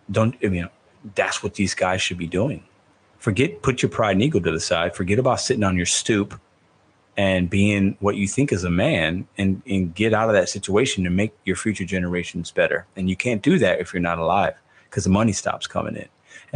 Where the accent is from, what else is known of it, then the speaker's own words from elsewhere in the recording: Chicago, Illinois, United States; moved away; i was born in Chicago. I still have a lot of family in Chicago.